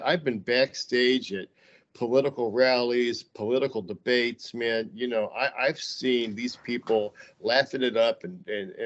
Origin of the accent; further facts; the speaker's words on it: Cleveland, Ohio, United States; also born or lived in Huntington, West Virginia; I grew up in Cleveland, Ohio, which was one of the manufacturing capitals of the world when I grew up